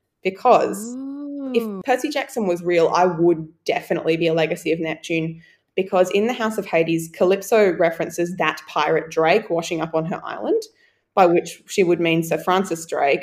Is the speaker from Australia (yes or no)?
yes; Australia; And I'm fine, I'm Australian.